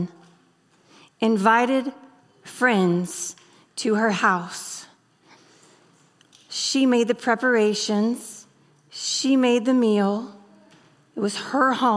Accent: the South, United States; moved away as an adult; now in Kentucky, United States; I'm from the South.

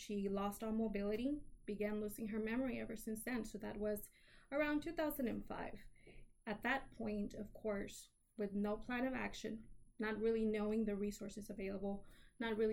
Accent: Houston, Texas, United States; I'm a native Houstonian, so I've lived in the city of Houston, the wonderful city of Houston, my entire life

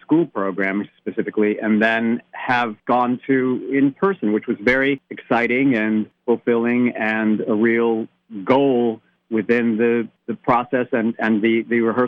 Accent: upstate New York, United States; moved away; I grew up in a tiny town just across the border from you guys in upstate New York.

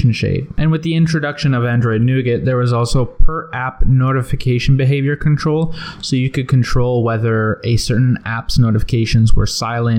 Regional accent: Canada; I'm Canadian

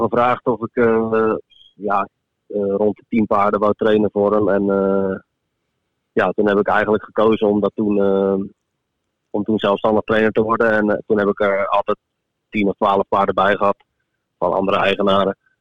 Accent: Netherlands; ik ben een Nederlander

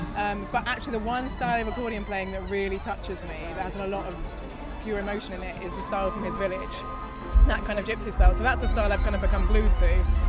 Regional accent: Oxford, South East England, United Kingdom; I'm from Oxford

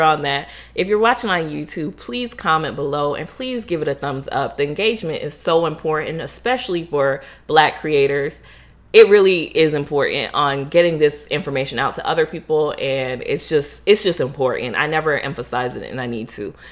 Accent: Florida, United States; growing up, um, as Haitian in Florida or Haitian American in Florida

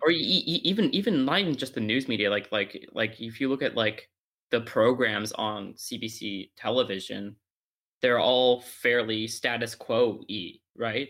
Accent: Canada; my heritage, I'll just say I'm Canadian

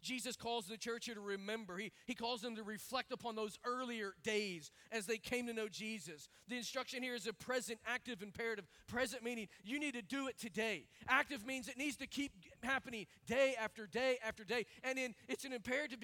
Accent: Arkansas, United States; I grew up in Arkansas around a whole lot of hogs and chickens.

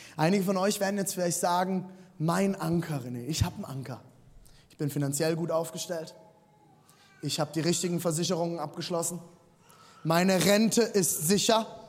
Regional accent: Rhineland-Palatinate, Germany; Ich bin im Siebenhundert-Seelendorf aufgewachsen

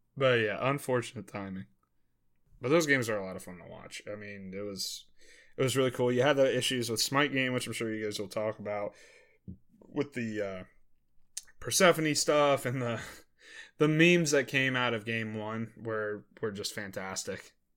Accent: Maryland, United States; moved away; one of my buddies from back home, I'm from Maryland, uh, one of my buddies that I played high school baseball

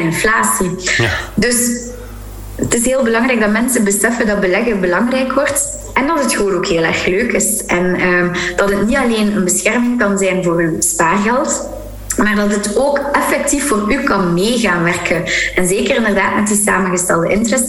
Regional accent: Flanders, Belgium; als Vlaming

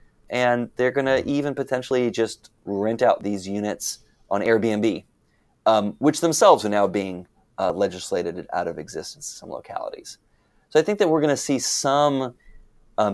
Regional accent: Arlington, Texas, United States; I grew up in North Texas, and I know from growing up in Arlington, Texas specifically

